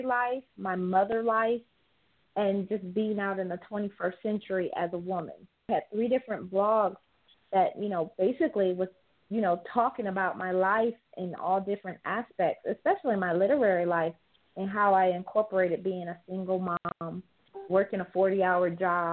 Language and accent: English; Detroit, Michigan, United States; I'm from Detroit